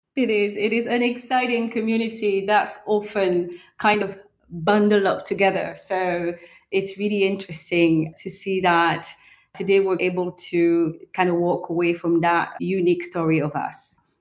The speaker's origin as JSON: {"language": "English", "region": "Normandy", "country": "France", "tie": "born or raised there", "also_born_or_lived": "Cameroon", "said": "I'm a French national, but I was actually born in Central Africa in a country called Cameroon. But I was raised in Normandy, in France"}